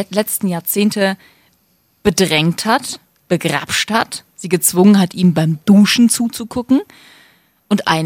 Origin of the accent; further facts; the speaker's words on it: Cologne, North Rhine-Westphalia, Germany; du weißt ja, ich komme aus Köln, Kölner Karneval